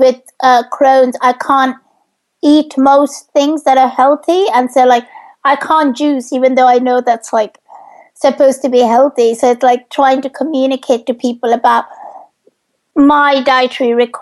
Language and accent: English; India; now in United Kingdom; I grew up in India